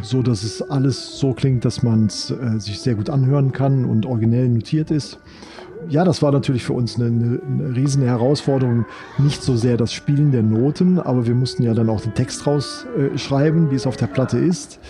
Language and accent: German; Rhineland, Germany; Ich bin ja im Rheinland groß geworden